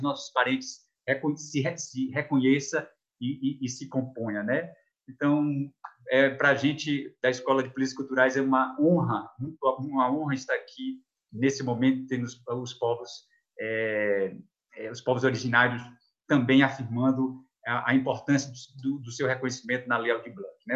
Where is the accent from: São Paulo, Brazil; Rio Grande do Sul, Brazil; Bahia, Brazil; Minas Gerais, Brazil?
Bahia, Brazil; south of Chapada Diamantina; região onde nasci, sul da Chapada Diamantina